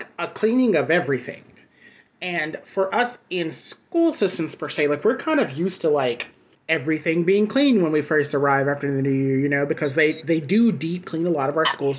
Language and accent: English; the South, United States; now in New York City, United States; I'm originally from the South.